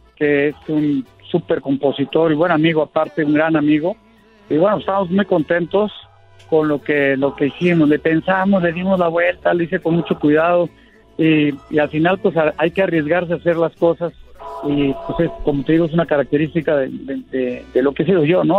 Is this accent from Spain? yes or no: no; Mexico; yo como mexicano